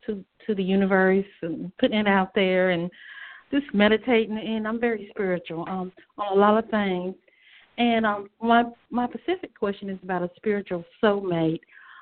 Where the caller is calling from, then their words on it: North Carolina, United States; I'm calling from North Carolina.